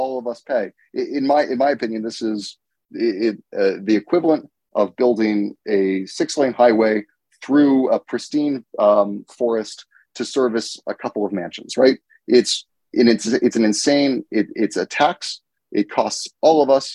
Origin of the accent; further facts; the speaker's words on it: United States; I'm from the United States